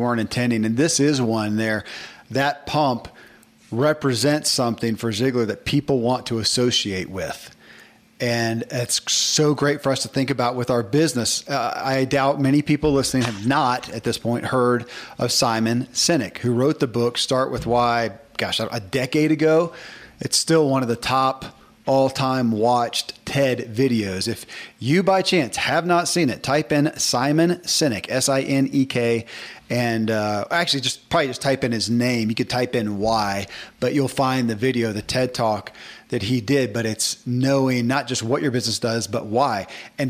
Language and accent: English; the South, United States; I grew up in the South, man, and half the guys at my school had a John Deere cap.